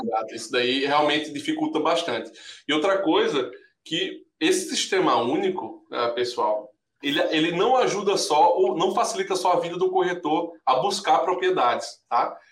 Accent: Paraíba, Brazil; now in United States; eu sou paraibano, eu estou comprando um, um apartamentozinho em João Pessoa

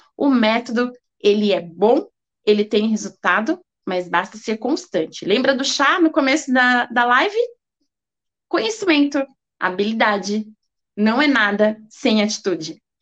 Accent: Brazil; Nós brasileiros

